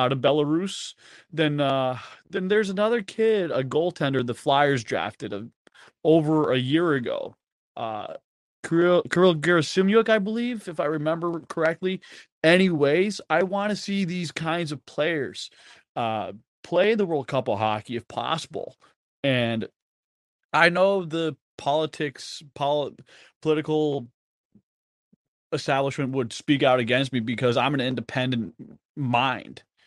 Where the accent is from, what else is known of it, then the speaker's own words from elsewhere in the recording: East Longmeadow, Massachusetts, United States; moved away; also born or lived in Springfield, Massachusetts; I was brought up in Western Mass for sixteen years, and I grew up playing street hockey with neighbors